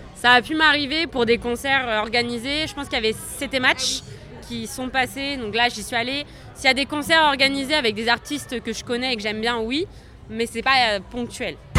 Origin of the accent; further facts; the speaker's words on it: Le Havre, Normandy, France; moved away; je viens du Havre, mais j'avais plus sur le Havre depuis longtemps